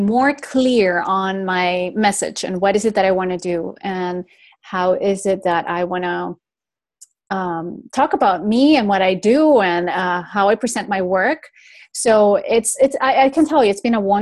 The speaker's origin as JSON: {"language": "English", "country": "Venezuela", "tie": "born or raised there", "also_born_or_lived": "Spain", "moved": "yes", "lives_now": "Florida, United States", "said": "I was raised in Venezuela, in South America. But I'm the first generation that was actually raised out of Spain"}